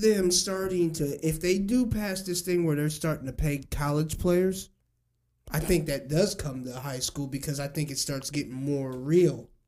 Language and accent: English; Springfield, Illinois, United States; growing up in Springfield